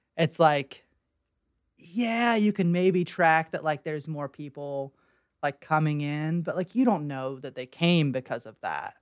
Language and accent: English; Weston, West Virginia, United States; I'm from Weston